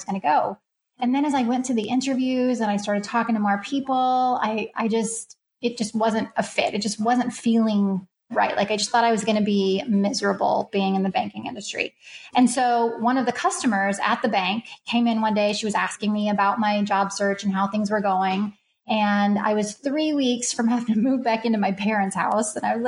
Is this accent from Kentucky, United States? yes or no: yes; Kentucky, United States; now in Los Angeles, United States; I am from Kentucky